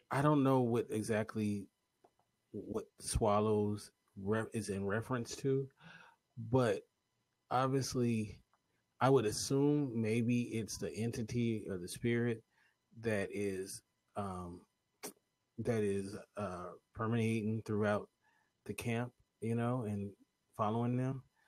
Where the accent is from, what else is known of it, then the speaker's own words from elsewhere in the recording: United States; I'm an American